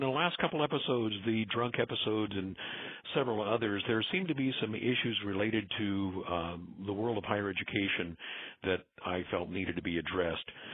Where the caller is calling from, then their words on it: Southern California, United States; I'm calling from Southern California.